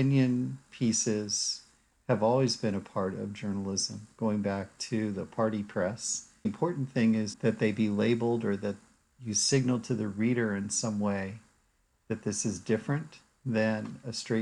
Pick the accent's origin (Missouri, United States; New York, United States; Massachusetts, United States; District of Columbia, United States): District of Columbia, United States; Washington; also born or lived in Durham, North Carolina; now in Stanford, United States; I grew up in Washington, D.C.